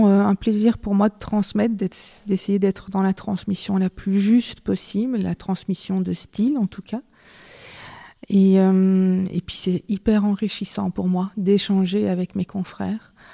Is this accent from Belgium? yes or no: yes; Belgium; Je suis belge, je vis, je travaille en Belgique.